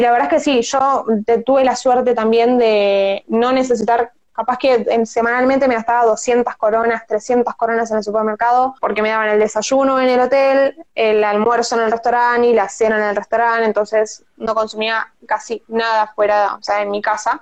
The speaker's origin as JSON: {"language": "Spanish", "town": "Tigre", "region": "Buenos Aires Province", "country": "Argentina", "tie": "born or raised there", "also_born_or_lived": "Copenhagen, Denmark", "said": "yo soy de Tigre y, bueno, tengo 25, ahora estoy trabajando de nuevo acá"}